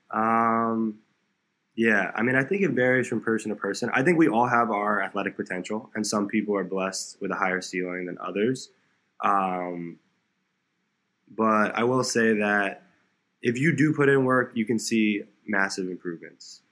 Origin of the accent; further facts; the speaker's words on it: South Florida, United States; also born or lived in New York; I grew up in South Florida, so I was born in New York, but I, my parents and I we moved down to South Florida about an hour from Miami uh, when I was like seven or eight